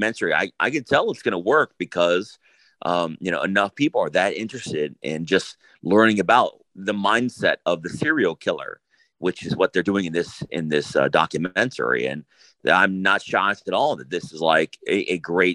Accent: Cleveland, Ohio, United States; I'm from Cleveland, Ohio

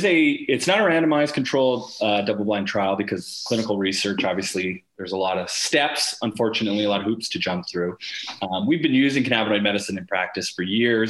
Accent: Sarnia, Ontario, Canada; to be in my hometown and able to do research

